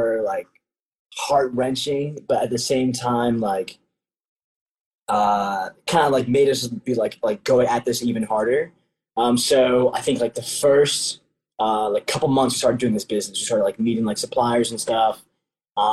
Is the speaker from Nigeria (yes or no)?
yes; Nigeria; I'm a Nigerian, and the tribe specifically